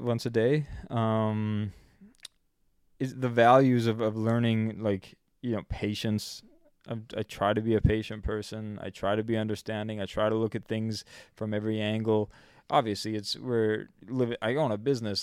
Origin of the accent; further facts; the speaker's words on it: Canada; I'm twenty-two, and I'm from Canada